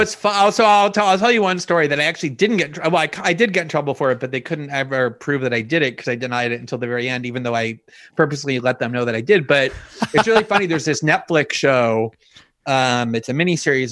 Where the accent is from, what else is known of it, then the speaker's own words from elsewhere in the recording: South Florida, United States; also born or lived in New York; it was South Florida. It was South Florida huh. actually where I grew up. I was born in New York and, and moved okay. as an infant to like a South Florida suburb